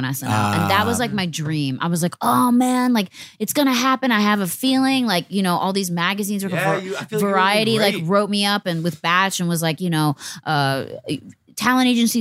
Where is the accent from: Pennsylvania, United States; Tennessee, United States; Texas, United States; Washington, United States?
Pennsylvania, United States; Philadelphia; I'm from Philly